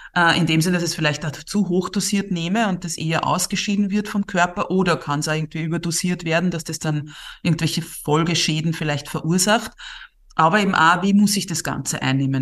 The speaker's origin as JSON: {"language": "German", "country": "Austria", "said": "Bei uns in Österreich"}